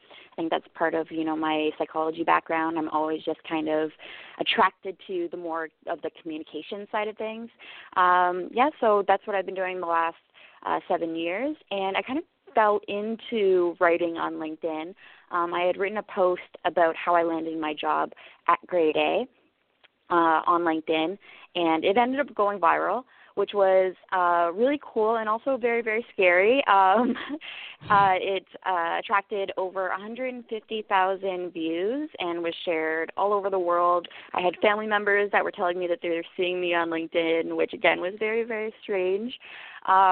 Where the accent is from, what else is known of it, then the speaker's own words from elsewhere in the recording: Ottawa, Ontario, Canada; also born or lived in Trinidad / Barbados; I was born and raised in Ottawa, Canada, beautiful capital of Canada